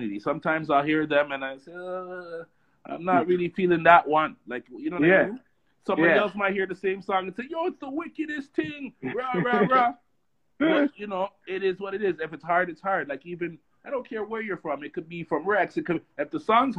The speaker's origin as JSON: {"language": "English", "town": "Toronto", "region": "Ontario", "country": "Canada", "tie": "born or raised there", "also_born_or_lived": "Oakwood and Vaughan, Toronto", "said": "I come from Oakland and Vaughan originally, but I grew up in Finch, right? Driftwood and those stuff"}